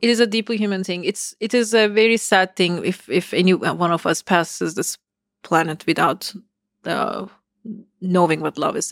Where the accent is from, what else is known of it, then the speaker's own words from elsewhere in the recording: Istanbul, Turkey; moved away as an adult; now in United States; I uh, was born in Istanbul, so I grew up in Turkey.